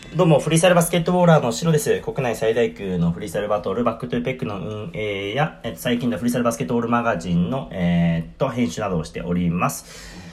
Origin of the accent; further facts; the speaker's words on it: Shizuoka, Japan; 僕の地元の静岡でも